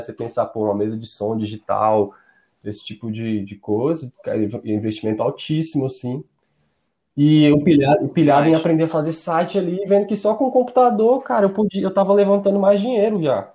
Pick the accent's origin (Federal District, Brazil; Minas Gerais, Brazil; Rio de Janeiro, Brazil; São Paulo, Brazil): Federal District, Brazil; Brasília; Eu sou de Brasília